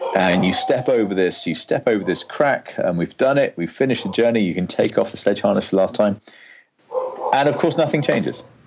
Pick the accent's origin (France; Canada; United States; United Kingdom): United Kingdom; England; me being English